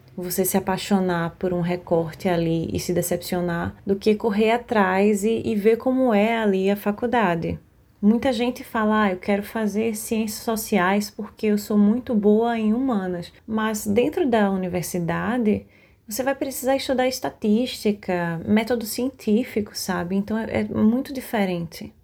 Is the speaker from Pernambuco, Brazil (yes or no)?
yes; Recife, Pernambuco, Brazil; eu tenho 23 anos, sou daqui de Recife